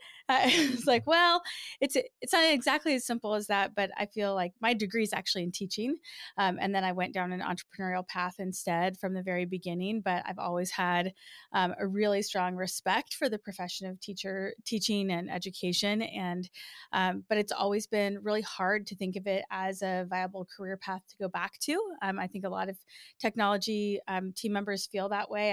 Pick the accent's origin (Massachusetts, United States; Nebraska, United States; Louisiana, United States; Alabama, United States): Nebraska, United States; moved away as an adult; I grew up in Nebraska.